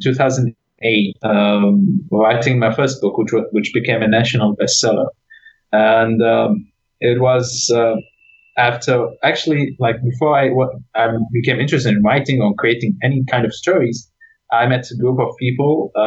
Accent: Iraq; moved away; I'm from Iraq

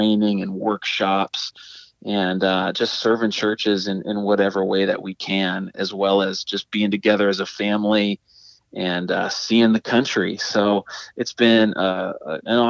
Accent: Pittsburgh, Pennsylvania, United States; I'm from the Pittsburgh, PA area, born and raised there

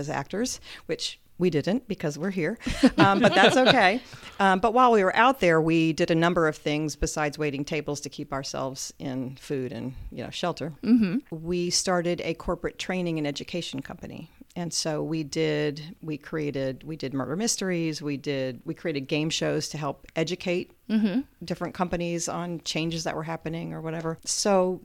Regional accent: Northern Virginia, United States; moved away as an adult; now in Muncie, United States; I spent most of my youth in the Northern Virginia area, so Metro D.C. area.

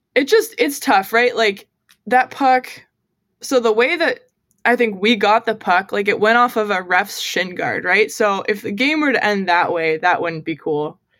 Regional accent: United States; also born or lived in Montreal, Canada; I'm the American up here

